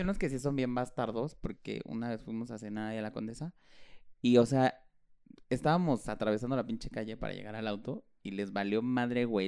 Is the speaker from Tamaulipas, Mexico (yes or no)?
no; Chilango, Mexico City, Mexico; somos chilangos